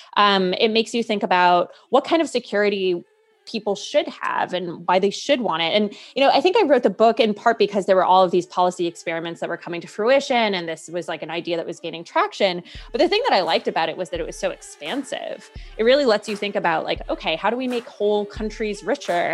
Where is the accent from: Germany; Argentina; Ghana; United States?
United States; New England; also born or lived in Washington, D.C.; now in San Francisco, United States; I'd never lived on the West Coast 'cause I grew up in New England